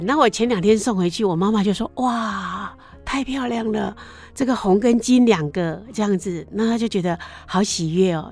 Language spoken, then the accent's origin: Chinese; Taiwan; 我从小其实生长在就是 ，台湾的乡下